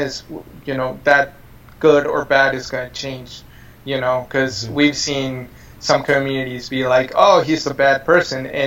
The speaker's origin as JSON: {"language": "English", "town": "San Miguel", "country": "Mexico", "tie": "born or raised there", "moved": "yes", "lives_now": "United States", "said": "we're lucky to have been born in a town like San Miguel"}